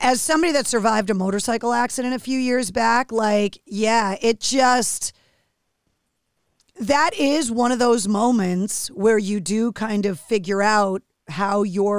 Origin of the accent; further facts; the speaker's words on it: Michigan, United States; When you're growing up a hockey fan, obviously growing up in Michigan, like you're diehard sports fan